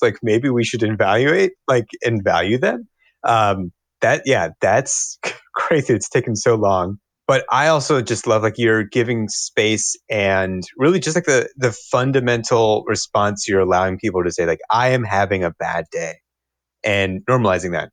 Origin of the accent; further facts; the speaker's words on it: Cincinnati, Ohio, United States; also born or lived in Bloomington, Indiana / Arkansas; now in Madison, United States; Cincinnati, Ohio. Originally.